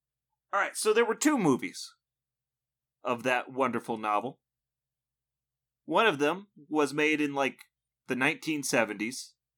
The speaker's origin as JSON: {"language": "English", "country": "United States", "said": "You're American, because I'm American. How could you?"}